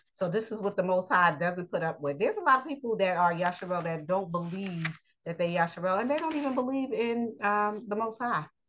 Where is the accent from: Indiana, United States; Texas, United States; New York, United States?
New York, United States; I live in New York. I'm a New Yorker, but I'm still Yasharel.